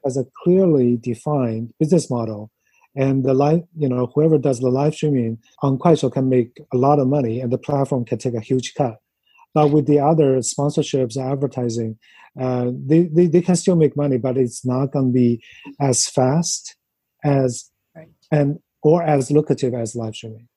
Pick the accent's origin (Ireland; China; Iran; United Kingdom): China; moved away as an adult; also born or lived in Los Angeles, United States; now in New York, United States; growing up in China, in like middle school and high school